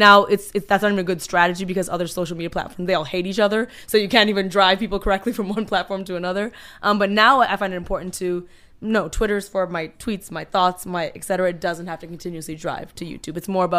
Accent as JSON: {"language": "English", "town": "Toronto", "region": "Ontario", "country": "Canada", "tie": "born or raised there", "moved": "as an adult", "lives_now": "Los Angeles, United States", "said": "I was born in Toronto, Canada."}